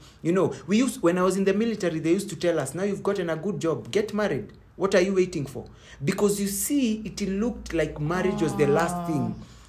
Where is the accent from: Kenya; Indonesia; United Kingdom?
Kenya; I come from Kikuyu, one Modhuri